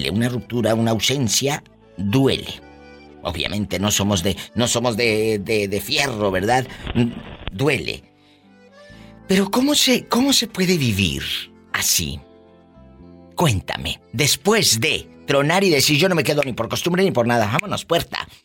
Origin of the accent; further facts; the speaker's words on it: Veracruz, Mexico; Soy, soy de Veracruz, Diva.